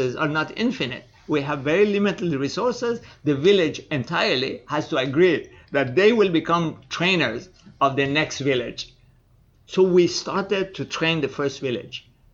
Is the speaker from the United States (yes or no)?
no; Iran; moved away; also born or lived in Canada; Yes, I am